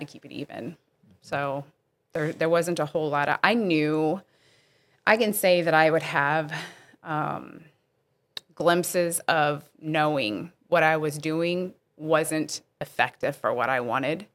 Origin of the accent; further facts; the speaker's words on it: Bridgeton, Missouri, United States; I actually did grow up in this area